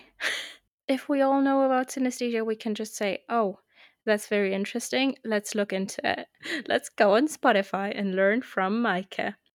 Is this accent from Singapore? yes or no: no; Germany; first language German; English is a second language; also born or lived in United Kingdom / Austria; I'm twenty-eight, I'm from Germany.